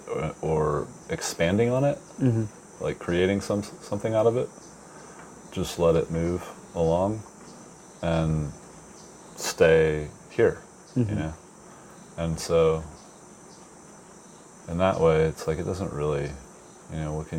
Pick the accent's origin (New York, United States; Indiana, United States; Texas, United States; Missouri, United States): Texas, United States; South; growing up in South Texas, where I went to elementary and junior high school